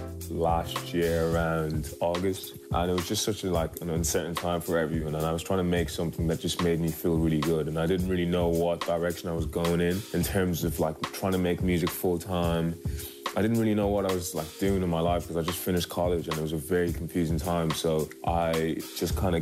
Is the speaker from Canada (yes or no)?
no; Dublin, Leinster, Ireland; I'm from Dublin